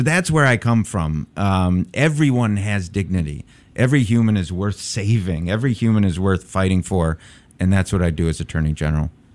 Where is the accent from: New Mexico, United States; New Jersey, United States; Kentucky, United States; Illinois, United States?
Illinois, United States; Chicago; I'm, uh, born and raised in Chicago.